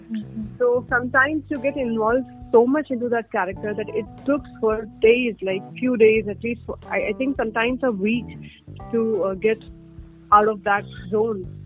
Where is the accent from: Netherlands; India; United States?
India; being Indian